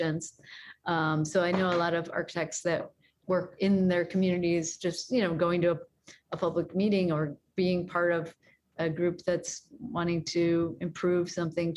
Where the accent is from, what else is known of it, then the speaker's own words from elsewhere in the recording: Chicago, Illinois, United States; I'm from Chicago